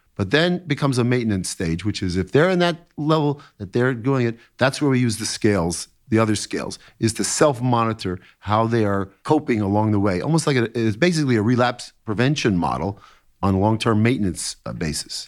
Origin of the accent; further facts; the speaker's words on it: New York City, New York, United States; I was quite an athlete when I was growing up in New York City